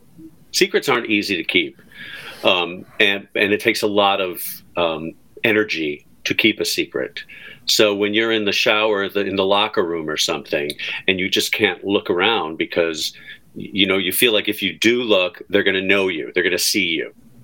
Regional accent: Skokie, Illinois, United States; Cause we're from Skokie. So she had the Skokie accent.

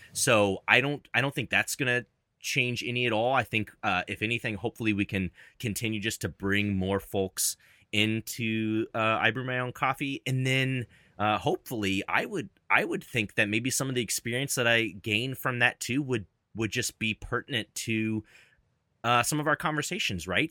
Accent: Louisville, Kentucky, United States; also born or lived in Cincinnati, Ohio; now in Dallas, United States; my hometown is in Louisville, Kentucky

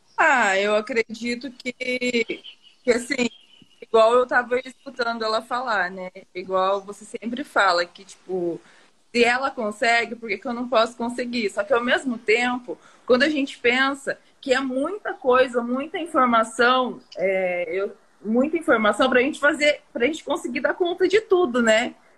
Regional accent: Tomazina, Paraná, Brazil; Tomazina, Tomazina, Paraná, interior do Paraná

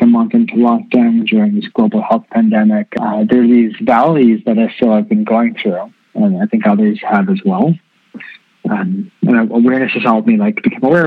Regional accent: Canada; born and raised in Canada

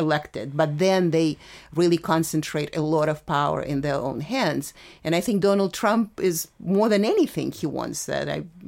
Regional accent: Russia; I am really, because I know what authoritarianism is, I'm from from the Soviet Union.

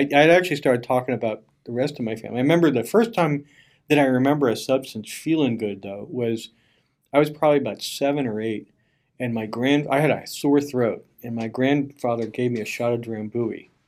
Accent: Bethlehem, Pennsylvania, United States; I'm from Bethlehem, which is over on the east eastern part of the state

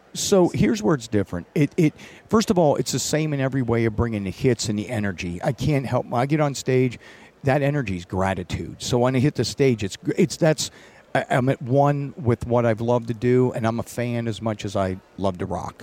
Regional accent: Northeast US, United States; I grew up on the East Coast, Northeast, where it's cold

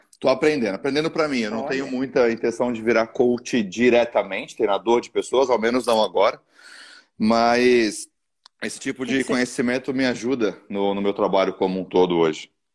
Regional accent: São Paulo, Brazil; now in Santa Catarina, Brazil; Eu sou de São Paulo, eu moro em Santa Catarina hoje

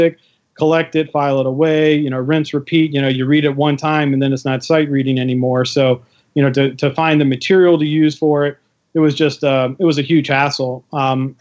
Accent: Richmond, Virginia, United States; I moved back to my hometown, Richmond, Virginia, and ended up contacting a buddy of mine I went to high school

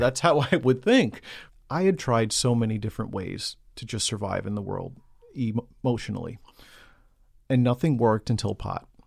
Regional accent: New York City, New York, United States; I grew up in Queens, New York.

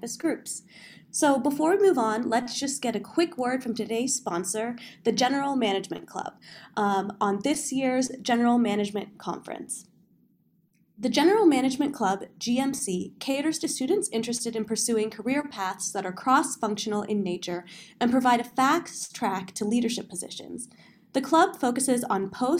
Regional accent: Texas, United States; also born or lived in Chicago; now in Ann Arbor, United States; I do claim Chicago as where I'm from, but before that, I grew up mostly in Texas

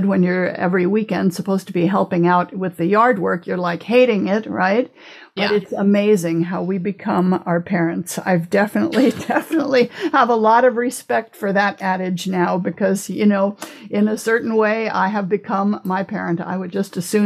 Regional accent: Phoenix, Arizona, United States; moved away as an adult; also born or lived in Stillwater, Oklahoma / Germany / Austria / Flagstaff, Arizona; now in Maui, United States; when I was 3 weeks old, he got a new job in Phoenix. And so they moved to Phoenix

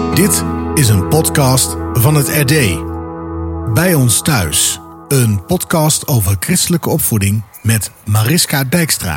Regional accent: Montfoort, Utrecht, Netherlands; moved away as an adult; also born or lived in Enkhuizen / Rotterdam; now in Apeldoorn, Netherlands; Geboren in Enkhuizen, getogen in Montfort tussen Utrecht en Gouda.

